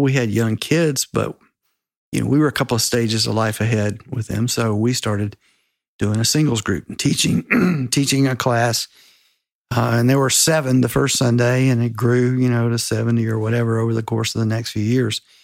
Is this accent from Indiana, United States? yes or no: no; Spartanburg, South Carolina, United States; I grew up in Spartanburg, South Carolina